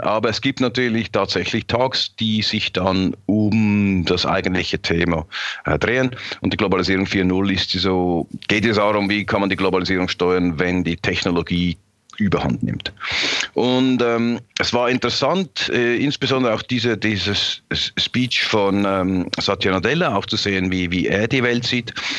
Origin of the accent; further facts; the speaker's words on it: Switzerland; ich als Schweizer.